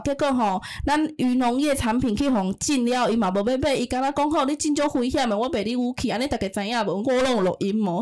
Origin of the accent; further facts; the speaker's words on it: Taiwan; first language Taiwanese Hokkien; 我们在介绍我们自己是从台湾来的时候